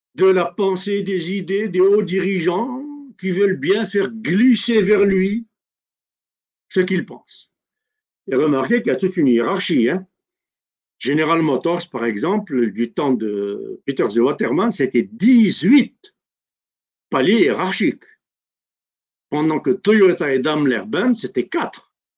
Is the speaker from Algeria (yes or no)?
yes; Algeria; Chez nous, en Algérie